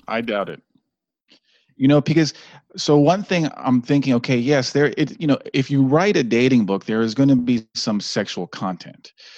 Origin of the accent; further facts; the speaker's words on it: Washington, District of Columbia, United States; also born or lived in Maryland; I was born in Washington, D C